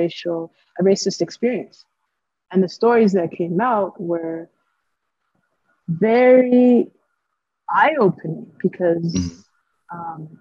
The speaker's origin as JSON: {"language": "English", "town": "Ottawa", "region": "Ontario", "country": "Canada", "tie": "born or raised there", "moved": "as an adult", "lives_now": "Edmonton, Canada", "said": "went back to my hometown"}